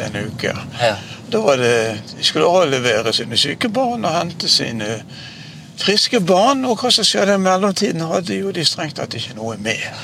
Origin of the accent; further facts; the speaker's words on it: Bergen, Vestland, Norway; Borte i Nordre Skove, der jeg vokste opp